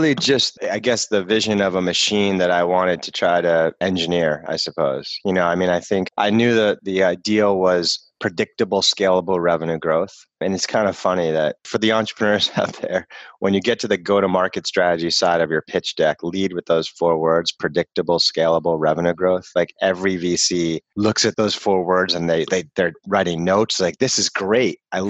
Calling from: Boston, Massachusetts, United States; I'm in Boston.

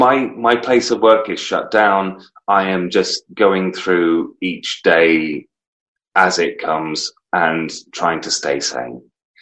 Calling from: North East England, United Kingdom; Still in the northeast of England, my friend.

